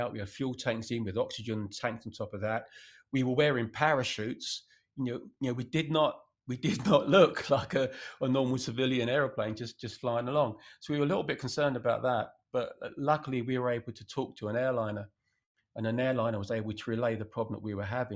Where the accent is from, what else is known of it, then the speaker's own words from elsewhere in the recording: England, United Kingdom; I'm English.